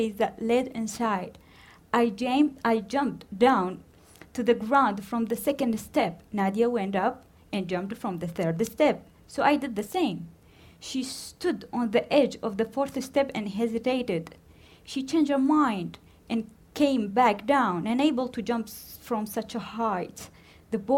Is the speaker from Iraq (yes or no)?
yes; Baghdad, Baghdad Governorate, Iraq; I was born in Baghdad, 1986